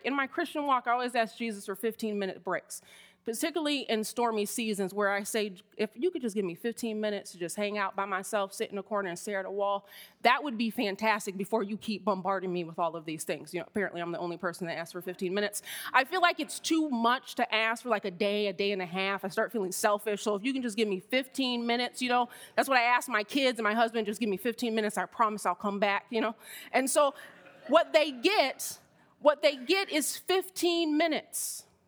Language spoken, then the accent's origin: English; Miami, Florida, United States; I grew up in Miami, Florida